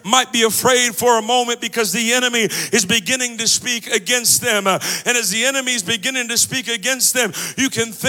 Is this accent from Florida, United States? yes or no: no; Los Angeles, California, United States; now in Kansas City, United States; I'm originally from Los Angeles